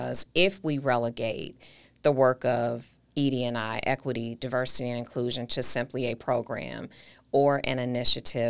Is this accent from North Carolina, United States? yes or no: no; Milwaukee, Wisconsin, United States; my hometown